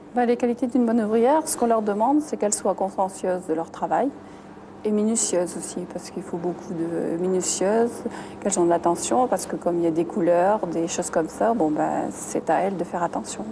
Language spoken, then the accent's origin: French; Avelin, Hauts-de-France, France; je suis née à Avelin, j'ai toute ma jeunesse à Avelin